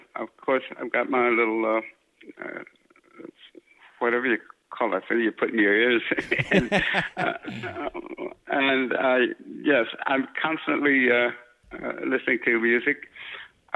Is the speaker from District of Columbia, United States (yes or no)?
no; San Francisco, California, United States; born or raised there